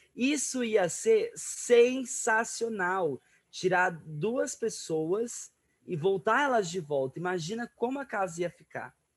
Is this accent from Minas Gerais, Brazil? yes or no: no; Araçatuba, São Paulo, Brazil; a cidade de Aracatuba, cidade onde eu nasci. Minha cidade inteira